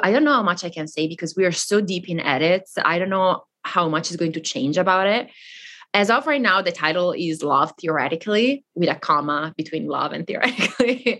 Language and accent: English; the very north of Italy, northern Italy, Italy; first language Italian; English is a second language; moved away as an adult; I grew up in Italy